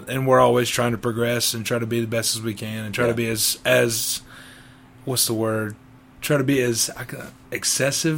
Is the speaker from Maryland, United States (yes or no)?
no; Boiling Springs, South Carolina, United States; moved away as an adult; now in Matthews, United States; I'm from Bowling Springs, South Carolina.